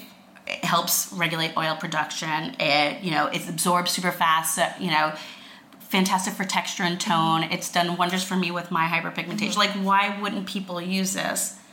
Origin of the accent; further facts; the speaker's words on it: Long Island, New York, United States; accent: Long Island; I'm from Long Island